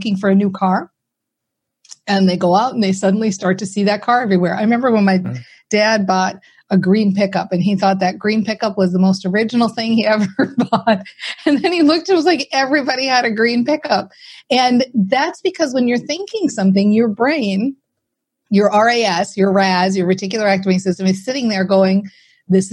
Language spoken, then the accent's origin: English; Minnesota, United States; I'm from Minnesota, right? So we're very practical people here